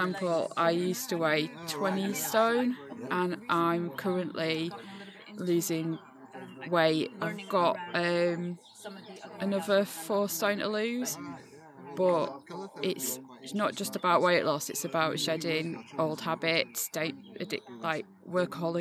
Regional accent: Bradford, Yorkshire and the Humber, United Kingdom; now in Nottingham, United Kingdom; Originally from Bradford, Yorkshire. And I live in Nottingham now.

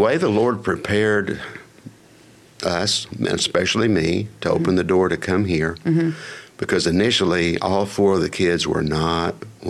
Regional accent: Plainview, Texas, United States; moved away as an adult; also born or lived in Amarillo, Texas; now in Houston, United States; I grew up in the Panhandle.

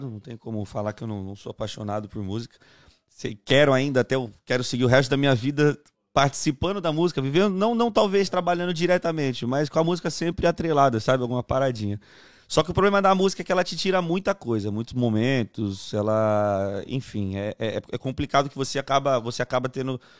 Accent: Santo André, São Paulo, Brazil; também sou de Santo André, sou ali do, do, do Parque Marajoara, São Jorge, Capuava ali, a rapaziada.

